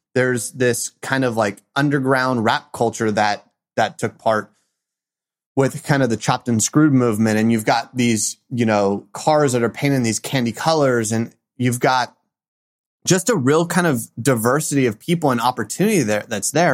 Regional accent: Houston, Texas, United States; I grew up in Houston, Texas, and it's in a little suburb called Kingwood

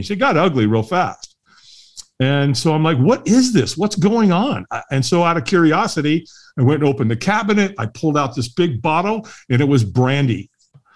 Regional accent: Long Beach, California, United States; also born or lived in Hollywood, California; I moved from Hollywood to Long Beach, California

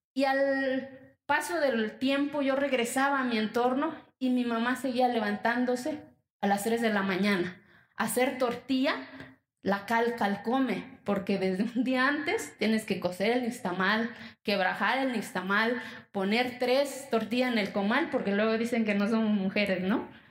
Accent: Mexico

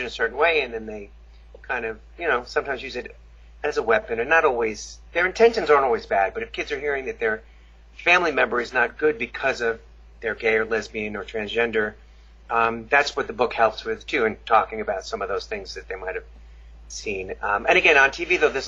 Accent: Long Island, New York, United States; I grew up in Long Island, New York

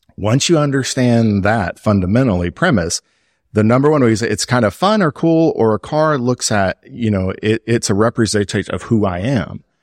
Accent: Lago Vista, Texas, United States; also born or lived in Iowa; I was raised in Lago Vista, which is a little past Leander

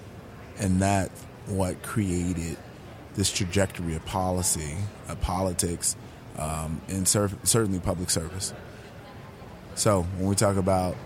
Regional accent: Chicago, Illinois, United States; I grew up on the South Side of Chicago, extremely poor

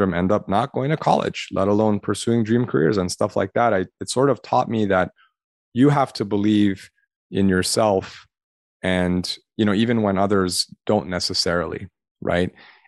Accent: Los Angeles, California, United States; I grew up in the Armenian community in Los Angeles.

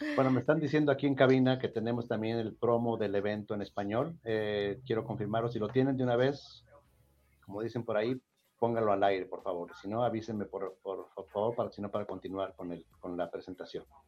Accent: Mexico; moved away; No soy colombiano, no soy colombiano, soy de México

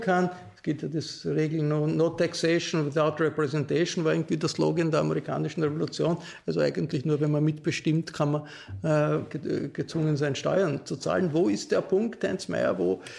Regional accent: Austria; ich äh, bin Österreicher, aber bin gleichzeitig äh, Europäer

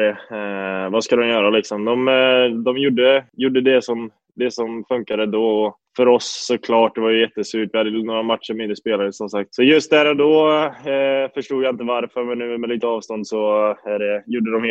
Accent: Lidköping, Västra Götaland, Sweden; also born or lived in Gothenburg / Buffalo; Och jag flyttade ju till Göteborg från Lidköping när jag var ung och sen till eh, Buffalo eh, lite senare.

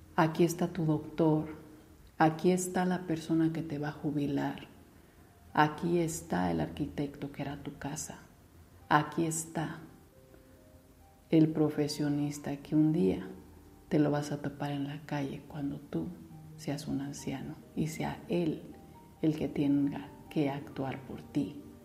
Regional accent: Mexico

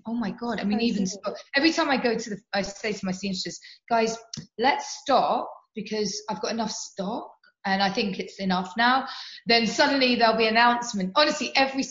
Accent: London, United Kingdom; moved away as an adult; now in Somerset, United Kingdom; I grew up in London. I was born there

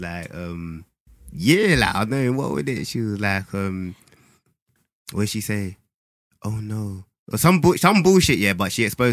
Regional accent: London, United Kingdom; I'm from East

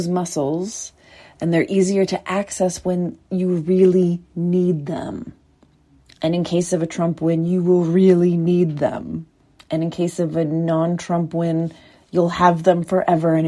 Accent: Philadelphia, Pennsylvania, United States; I'm from Philly.

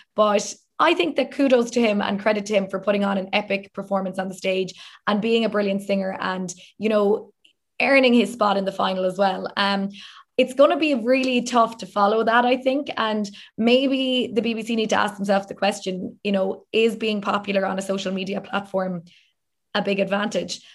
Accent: Ireland

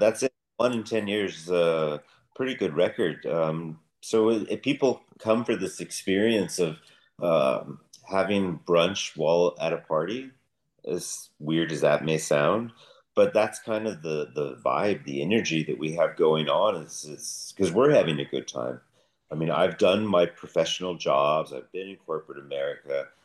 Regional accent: United States; moved away as an adult; now in Denmark; as an American moving to Denmark

